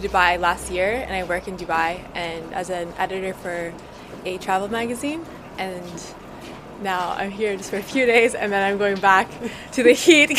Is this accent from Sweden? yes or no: yes; Sweden; also born or lived in Toronto, Canada / London; Well, I was born in Toronto in Canada, so I was always living abroad. I just happened to live in Sweden for 10 years of my childhood, but since then, after I lived in London